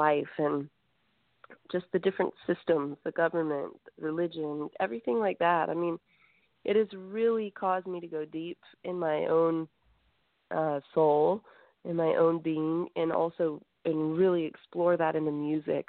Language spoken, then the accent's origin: English; South Carolina, United States; also born or lived in Greece; We were raised in South Carolina